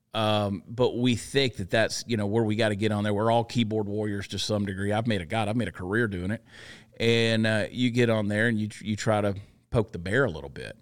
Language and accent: English; Georgia, United States; also born or lived in New Jersey; now in Texas, United States; I grew up in Georgia.